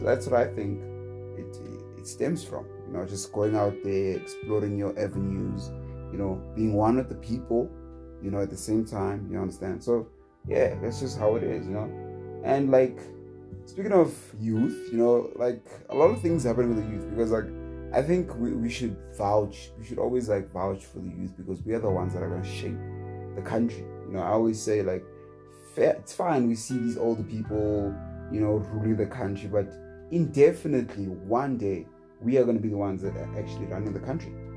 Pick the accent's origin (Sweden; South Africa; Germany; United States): South Africa; as a South African